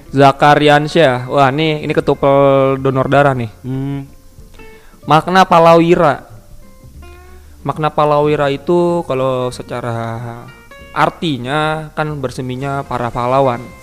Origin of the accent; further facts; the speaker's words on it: Jakarta, Indonesia; also born or lived in Jambi; Gua tinggal di Jaktim ya dari SD lah, gua pindahan. Gua, gua, gua tapi gua kagak asli Jakarta Timur banget. Gua lahir di Jambi gua.